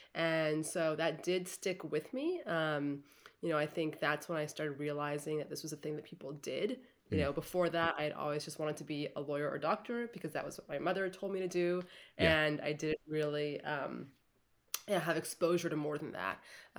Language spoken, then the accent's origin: English; San Francisco, California, United States; So I grew up in San Francisco